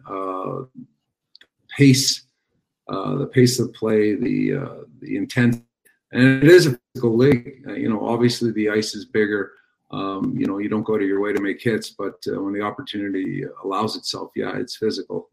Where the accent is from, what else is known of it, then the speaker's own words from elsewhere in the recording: Montreal, Quebec, Canada; my hometown club, a team that I watched growing up